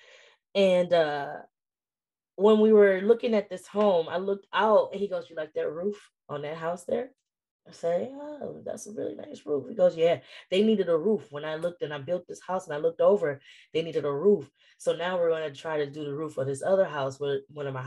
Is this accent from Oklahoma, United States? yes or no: no; Detroit, Michigan, United States; moved away; my hometown, Detroit